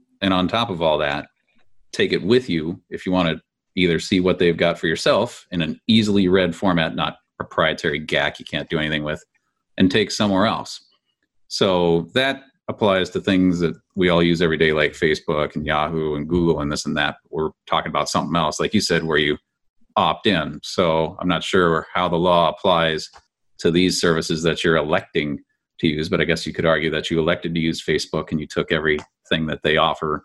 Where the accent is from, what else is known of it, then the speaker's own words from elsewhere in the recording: California, United States; Being a Californian